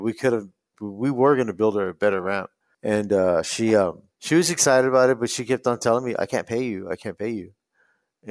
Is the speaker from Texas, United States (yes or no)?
yes; San Antonio, Texas, United States; I was born in San Antonio